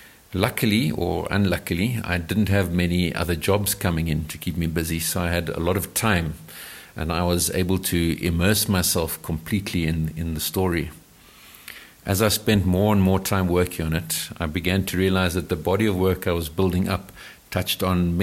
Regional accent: South Africa; like most white South Africans. And I realized that I knew precious little about my home country.

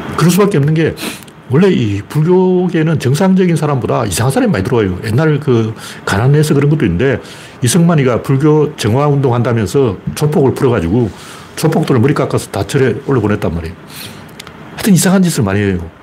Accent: Gyeongju, North Gyeongsang, South Korea; 특히 제가 경주 출신이라서

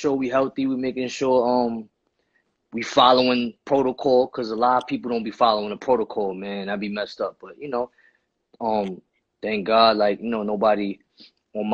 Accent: New York City, New York, United States; Growing up in Spanish Harlem

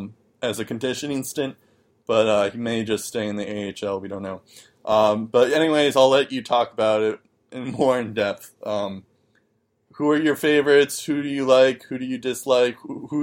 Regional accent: United States; as an American fan

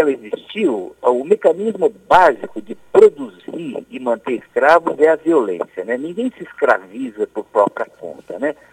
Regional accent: Paraná, Brazil; eu sou paranaense de nascimento e piauiense de coração.

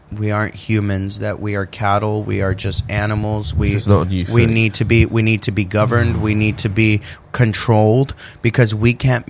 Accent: United States; especially being an American

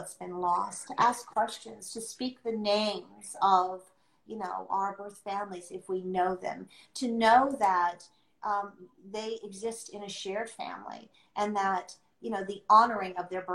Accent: United States; I'm not from America, I was adopted into America

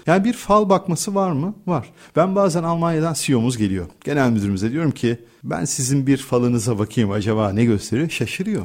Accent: Turkey; biz Türkler

